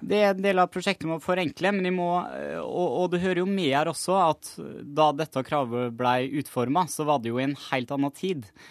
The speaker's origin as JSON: {"language": "Norwegian", "region": "Møre og Romsdal", "country": "Norway", "said": "jeg kommer jo sjøl fra Møre og Romsdal"}